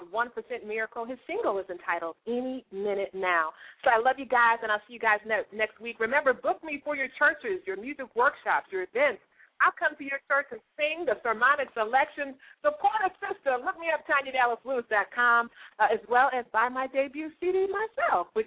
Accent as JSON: {"language": "English", "region": "Virginia", "country": "United States", "said": "I'm from Virginia, so people call us country too."}